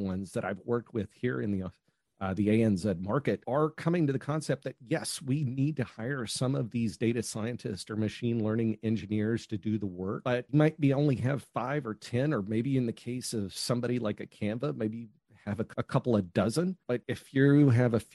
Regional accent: United States; now in Australia; Originally from the United States

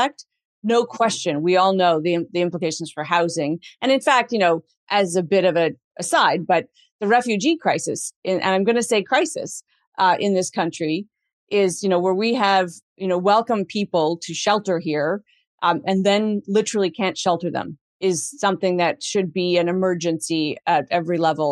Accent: Canada; ourselves as Canadian

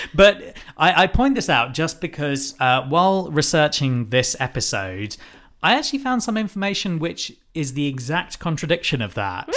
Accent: United Kingdom; We are white British people.

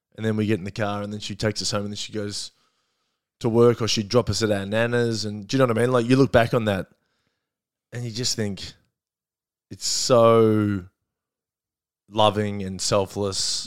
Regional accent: Melbourne, Victoria, Australia; also born or lived in Perth; I grew up in, um, Glen Iris

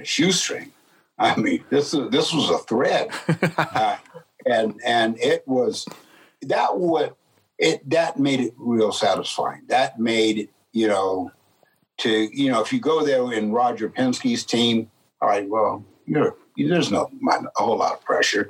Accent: San Jose, California, United States; I grew up in San Jose, California

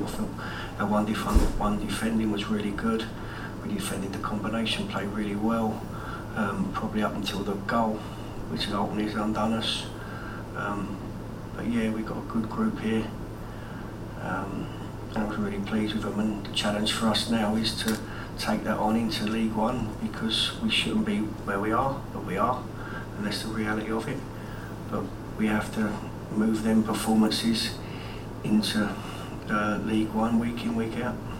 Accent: London, United Kingdom; I was born in Elephant and Castle, grew up a Wimbledon fan

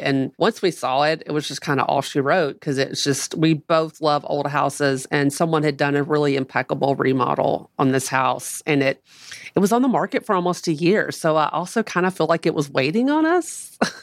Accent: Nashville, Tennessee, United States; moved away as an adult; now in Florence, United States; I grew up in South Nashville

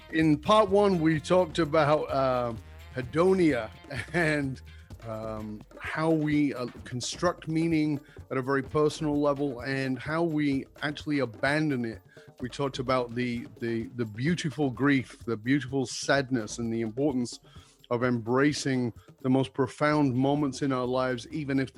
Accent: London, United Kingdom; I grew up in London

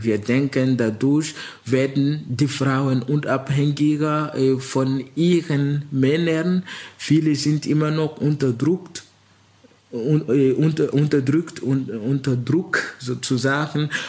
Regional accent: Ouagadougou, Centre, Burkina Faso; first language Mooré; German is a second language; now in Germany; in Ouagadougou, wo ich geboren bin

